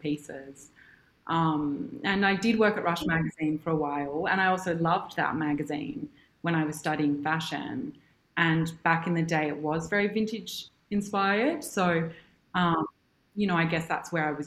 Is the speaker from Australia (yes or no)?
yes; Sydney, New South Wales, Australia; also born or lived in New York; I'm from Sydney and I grew up here